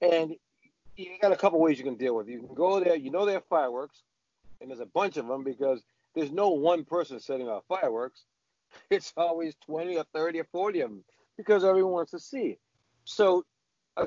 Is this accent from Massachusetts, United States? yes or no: yes; Boston, Massachusetts, United States; I grew up in the South End. But the South End wasn't the South End that you know.